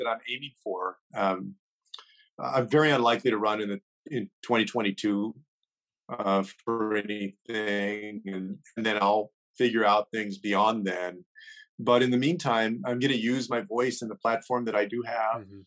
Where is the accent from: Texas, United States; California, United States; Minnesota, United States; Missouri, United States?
Texas, United States; San Antonio; here in my hometown